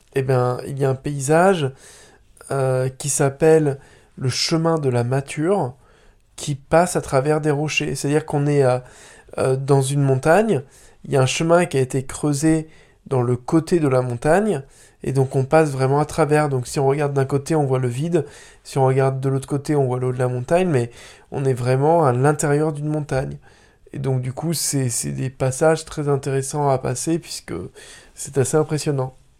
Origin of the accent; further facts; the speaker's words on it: Vendée, Pays de la Loire, France; moved away; je viens de la Vendée